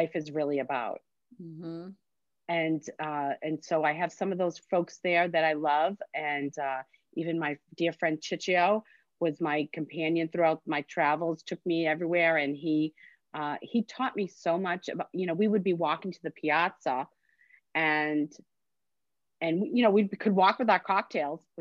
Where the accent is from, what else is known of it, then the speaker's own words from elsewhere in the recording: Medford, Massachusetts, United States; also born or lived in Stoneham, Massachusetts; So I was raised in Medford, but I live in Stoneham, which is just the next town over